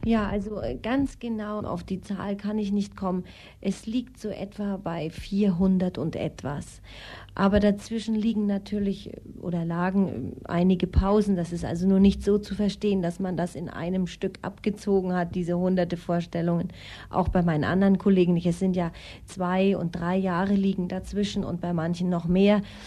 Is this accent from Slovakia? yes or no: no; Austria; also born or lived in Kiel, Germany; now in Munich, Germany; Ich bin in Österreich aufgewachsen